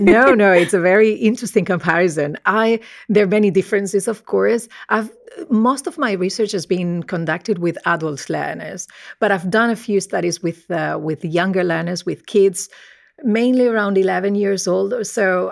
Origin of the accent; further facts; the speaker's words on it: Murcia, Region of Murcia, Spain; accent: Spanish; first language Spanish; English is a second language; moved away as an adult; also born or lived in Nottingham / Birmingham; I'm originally from, uh, Spain, as you might be able to tell, uh, by my accent. I grew up in a very monolingual environment. So, um, my family spoke Spanish